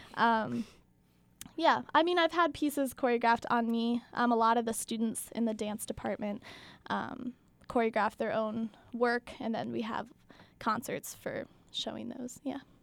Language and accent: English; outside of Philadelphia, Pennsylvania, United States; moved away as an adult; now in Madison, United States; I am from outside of Philadelphia